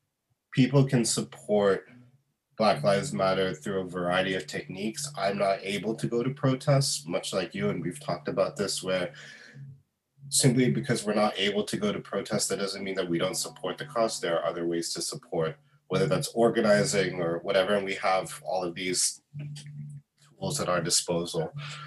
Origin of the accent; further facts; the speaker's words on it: Bahrain; even though, like, I'm not Muslim, I did celebrate Eid when I was growing up in Bahrain.